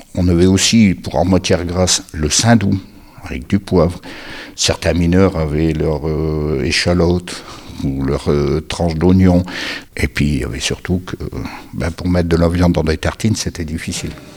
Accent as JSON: {"language": "French", "town": "Billy-Montigny", "region": "Hauts-de-France", "country": "France", "tie": "born or raised there", "said": "je suis né à Billy Montigny au pied du Terry"}